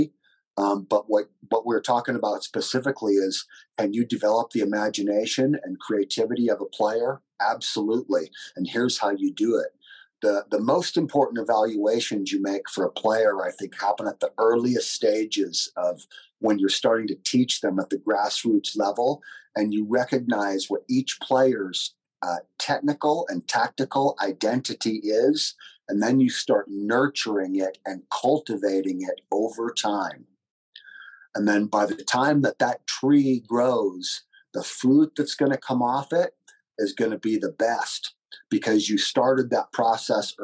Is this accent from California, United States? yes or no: yes; Northern California, United States; where I grew up in California, one of the first things that I learned was in Northern California